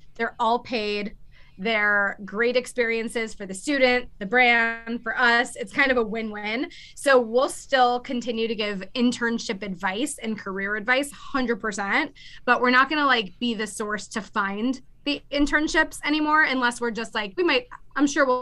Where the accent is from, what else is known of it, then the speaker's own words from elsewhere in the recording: Clearwater, Florida, United States; moved away as an adult; also born or lived in Orlando, Florida; now in Los Angeles, United States; I'm originally from Clearwater, Florida, by Tampa